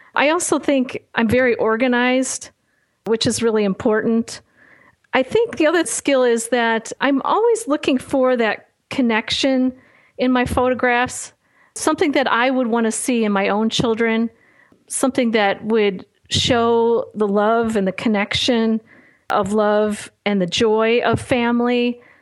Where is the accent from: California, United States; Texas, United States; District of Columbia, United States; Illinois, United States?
Illinois, United States; Chicago; not a great school experience growing up in Chicago